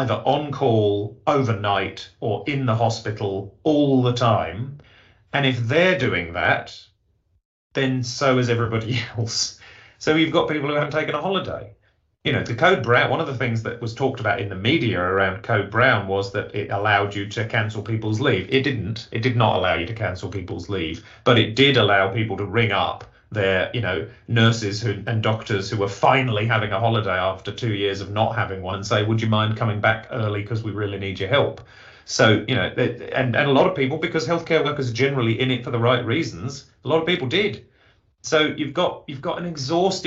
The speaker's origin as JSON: {"language": "English", "region": "England", "country": "United Kingdom", "tie": "born or raised there", "accent": "English", "moved": "yes", "said": "you can tell from my accent, that's where I was born"}